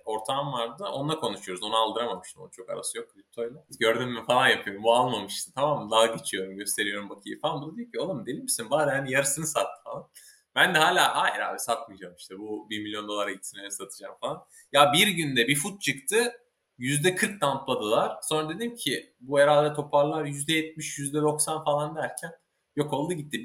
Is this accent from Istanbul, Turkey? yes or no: no; Ankara, Turkey; moved away as an adult; also born or lived in İzmir / San Diego, United States; İzmir doğumluyum. Ankara'da geçti gençliğim çoğunluğu diyeyim yani sanıyorum 8 yaşından işte Bilkent mezuniyetine kadar